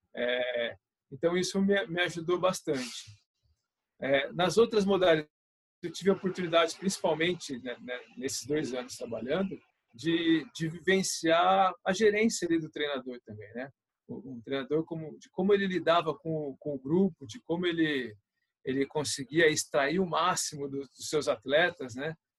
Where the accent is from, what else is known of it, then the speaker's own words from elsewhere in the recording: São José dos Campos, São Paulo, Brazil; na minha cidade, eu sou de São José dos Campos